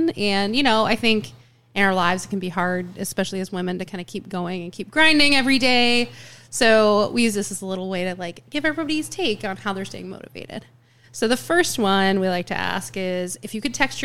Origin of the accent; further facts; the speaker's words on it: Ohio, United States; moved away; I grew up in Ohio